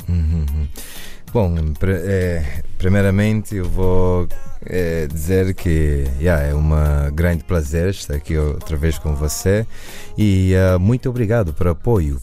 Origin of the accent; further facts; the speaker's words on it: United States; eu nasci na América